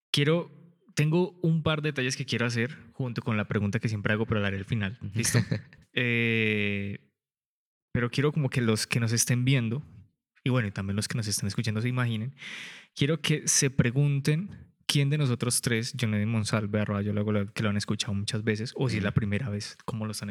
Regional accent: Colombia; yo soy el promedio colombiano, 1,70.

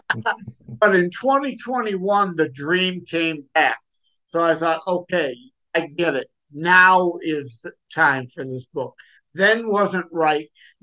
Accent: Detroit, Michigan, United States; I'm from Detroit, Michigan area

